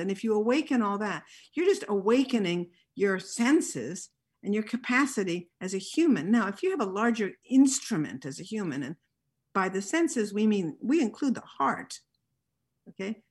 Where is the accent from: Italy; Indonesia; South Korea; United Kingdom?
Italy; I grew up in Italy